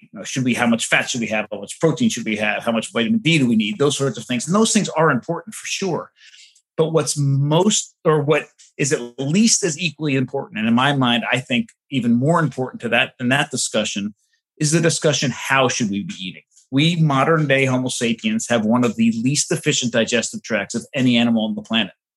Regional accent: suburbs of New York City, New Jersey, United States; I grew up in the suburbs of New York City, right near the beach

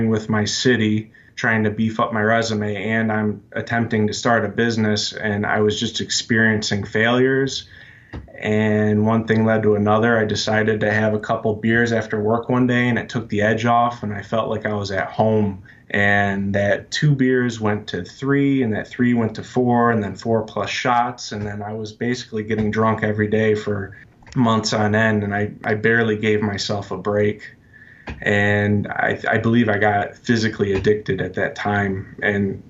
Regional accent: Michigan, United States; I'm from Michigan. I grew up here.

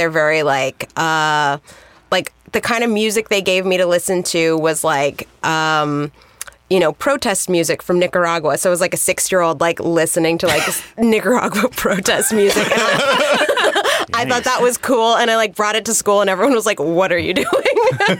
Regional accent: Southern California, United States; I grew up in Southern California

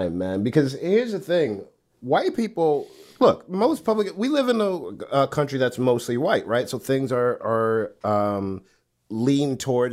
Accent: New York City, New York, United States; I'm from Brooklyn

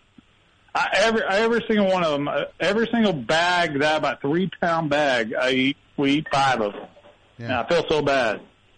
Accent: Indiana, United States; Okay, I'm from Indiana

